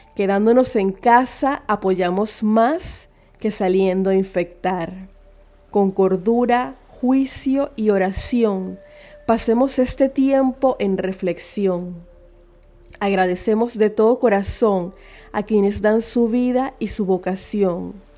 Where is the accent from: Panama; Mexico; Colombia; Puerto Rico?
Panama; como panameña con sentido común que todos los días se levanta a trabajar por su familia y por su patria